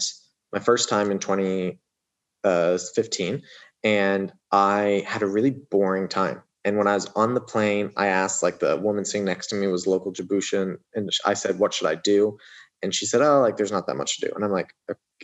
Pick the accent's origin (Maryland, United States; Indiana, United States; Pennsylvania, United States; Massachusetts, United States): Indiana, United States; moved away as an adult; also born or lived in Abu Dhabi / New York; I grew up in Indiana